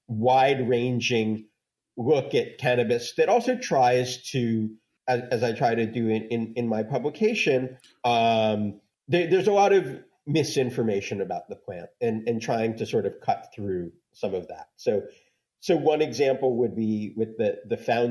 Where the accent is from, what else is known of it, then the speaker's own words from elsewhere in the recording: Los Angeles, California, United States; My hometown paper, the LA Times